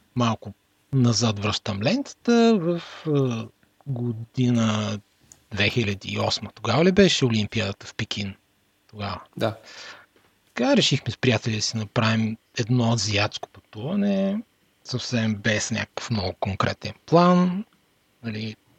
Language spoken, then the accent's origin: Bulgarian; Bulgaria; moved away; от България